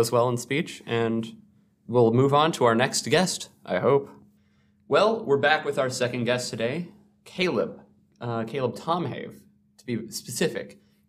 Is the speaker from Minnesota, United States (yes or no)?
yes; Minnesota, United States; Yeah, we're from Southern Minnesota. There aren't too many different perspectives.